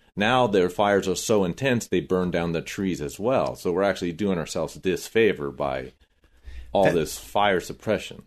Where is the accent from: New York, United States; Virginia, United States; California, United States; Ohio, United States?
California, United States; Corona; I grew up in Corona